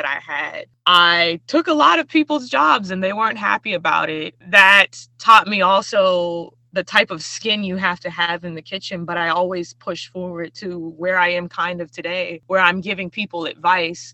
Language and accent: English; United States; as a young Black woman growing up in America